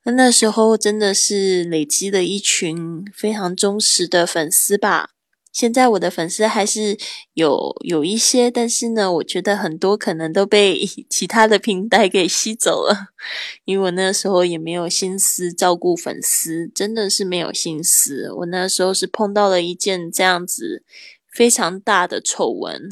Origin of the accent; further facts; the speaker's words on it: Kaohsiung, Taiwan; moved away as an adult; also born or lived in Spain; 我还在这个西班牙居住了三年的时间。然后最近呢，我回到我的老家高雄